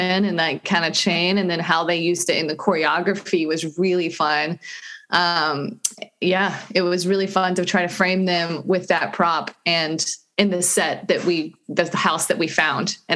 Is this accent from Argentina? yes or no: no; North Carolina, United States; also born or lived in Venice, Los Angeles; now in Inglewood, United States; I'm from North Carolina